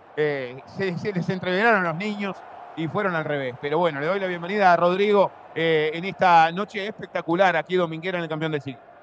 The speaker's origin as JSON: {"language": "Spanish", "country": "Uruguay"}